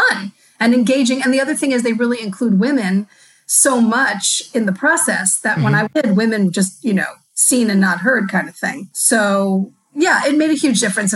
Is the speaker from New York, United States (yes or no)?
yes; Long Island, New York, United States; also born or lived in Bronx, New York; So I was born in the Bronx, very proud of that, and grew up on Long Island, went to college on Long Island.